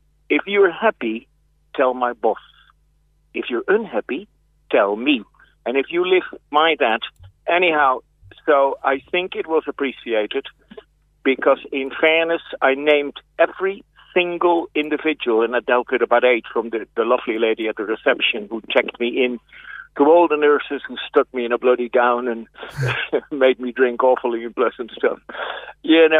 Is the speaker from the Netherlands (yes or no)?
yes; Netherlands; moved away as an adult; also born or lived in West Cork, Ireland; now in Cork, Ireland; I'm originally from Holland.